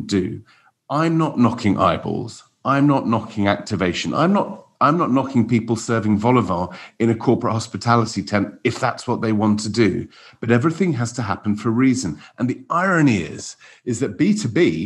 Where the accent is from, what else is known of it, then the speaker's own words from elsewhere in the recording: Wales, United Kingdom; now in London, United Kingdom; as a Welshman